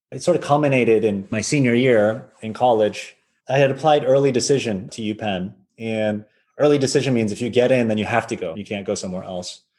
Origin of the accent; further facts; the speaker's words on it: Wayland, Massachusetts, United States; moved away as an adult; also born or lived in Philadelphia; I grew up in the US in a little town called Wayland, Massachusetts. It's 30 minutes outside of Boston